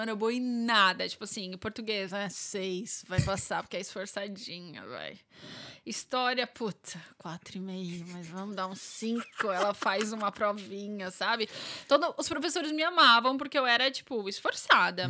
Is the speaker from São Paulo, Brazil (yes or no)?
yes; São Paulo, Brazil; moved away as an adult; now in Ireland; sou de São Paulo